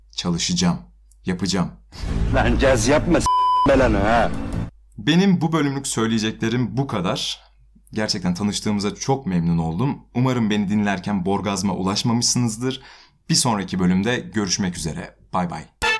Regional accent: Kütahya, Turkey

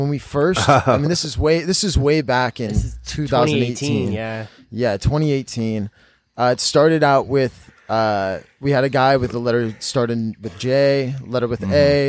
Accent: Chico, California, United States; now in San Diego, United States; we're from Chico

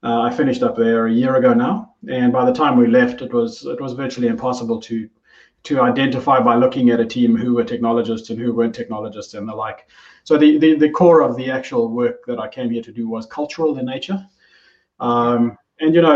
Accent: South Africa; moved away as an adult; now in New Zealand; I am South African by origin. I had the privilege of moving to New Zealand in 2015 with my family

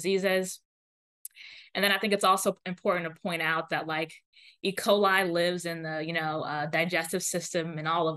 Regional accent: Florida, United States; also born or lived in Atlanta, Georgia / Pasadena, California; now in Cambridge, United States; I'm from Florida, and I wanted to just be closer to family

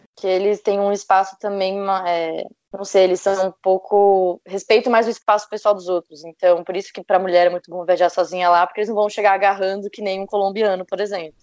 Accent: Brazil; era brasileira

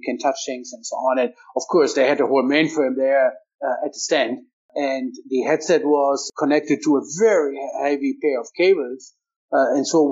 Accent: Hanover, Lower Saxony, Germany; my hometown is Hannover

